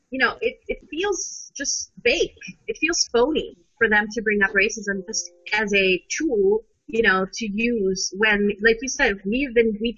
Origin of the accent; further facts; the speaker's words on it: Pakistan; I'm, I'm from Pakistan originally. I have family in Saudi Arabia and, and Iran